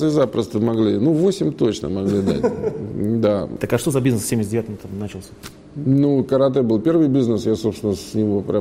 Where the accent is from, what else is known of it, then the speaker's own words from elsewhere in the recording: Moscow, Russia; Родился в Москве